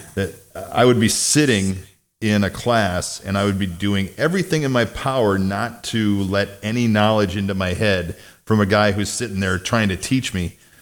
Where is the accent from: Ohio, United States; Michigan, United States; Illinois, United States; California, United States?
Illinois, United States; Mount Carroll; grew up in Northwest Illinois in a town about fifteen hundred people